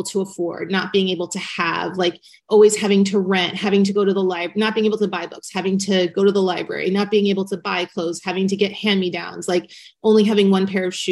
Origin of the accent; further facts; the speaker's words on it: Newport Beach, California, United States; I grew up in Newport Beach, California, and I lived in a very tiny apartment complex